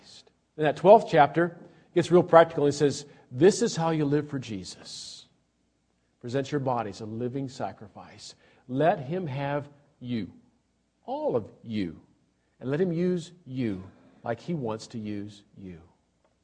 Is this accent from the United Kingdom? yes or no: no; Australia; moved away; I'm an Australian citizen